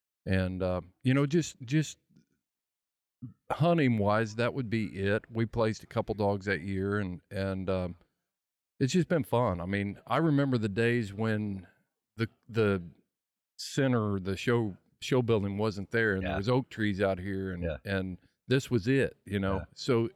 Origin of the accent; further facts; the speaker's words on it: Ohio, United States; And I grew up in Ohio